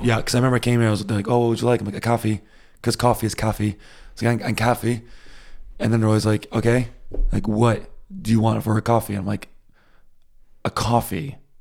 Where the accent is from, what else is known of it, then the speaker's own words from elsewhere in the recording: United States; moved away as an adult; now in Germany; I'm American